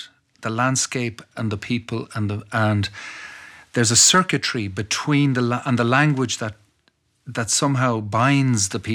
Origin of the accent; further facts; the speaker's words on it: Dublin, Leinster, Ireland; first language Irish; As a boy growing up in Dublin, being brought up through the Irish language